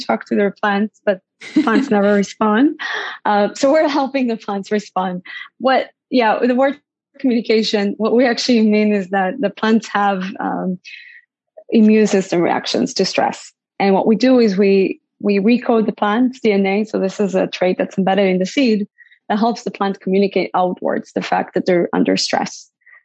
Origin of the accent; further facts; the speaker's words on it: Israel; moved away as an adult; also born or lived in Bay Area, United States; now in United States; I grew up in Israel, born and raised in Israel